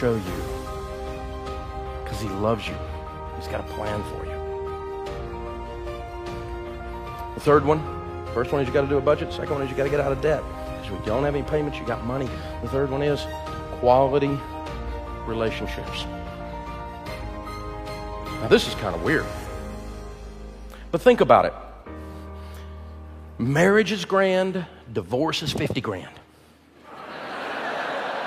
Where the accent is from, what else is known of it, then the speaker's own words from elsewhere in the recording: the hills of East Tennessee, United States; I'm from Hills, East Tennessee